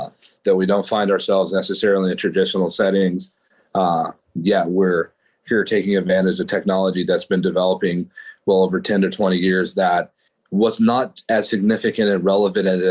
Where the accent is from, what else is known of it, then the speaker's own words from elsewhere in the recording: Oakland, California, United States; where I come from the East Bay in Oakland, California